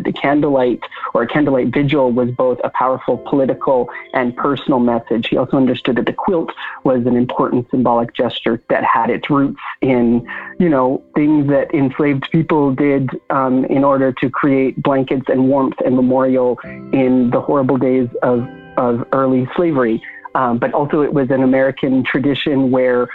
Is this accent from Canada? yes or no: yes; Canada; now in Brooklyn, United States; I am a Canadian-born, currently Brooklyn-based writer and organizer